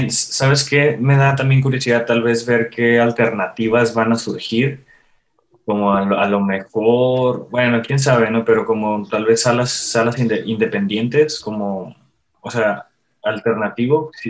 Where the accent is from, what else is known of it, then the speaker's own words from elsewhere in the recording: Mexico; nosotros somos adictos al cine de horror, o sea, como mexicanos.